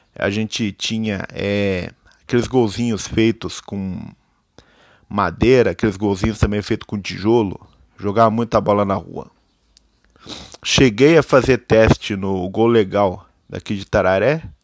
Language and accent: Portuguese; Itararé, São Paulo, Brazil; sou nascido em Itararé, interior do estado de São Paulo